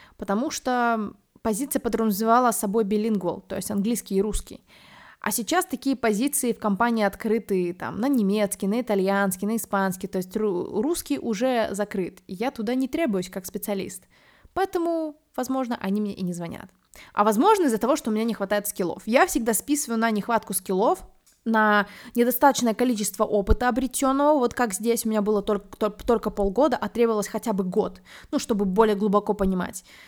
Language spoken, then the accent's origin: Russian; Minsk, Belarus; also born or lived in New York; Я из Минска, и я первый раз приехала в Москву уже после того, как пожила в Нью-Йорке